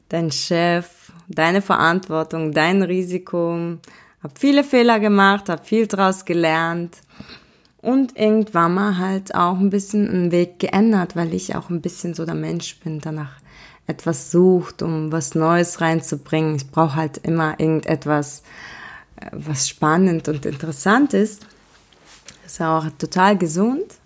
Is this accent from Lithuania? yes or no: no; Russia; born there; bin geboren in Russland an einem wunderschönen Baikalsee, ein mystischer Ort.